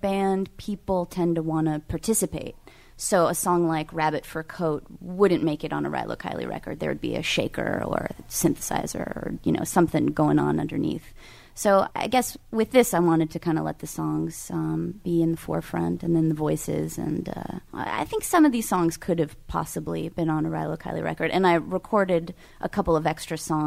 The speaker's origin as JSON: {"language": "English", "region": "California", "country": "United States", "said": "I'm from California"}